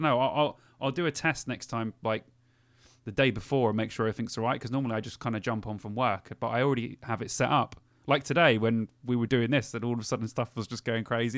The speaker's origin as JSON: {"language": "English", "region": "London", "country": "United Kingdom", "moved": "yes", "lives_now": "Cheltenham, United Kingdom", "said": "I am from London originally, and I miss Camden every week"}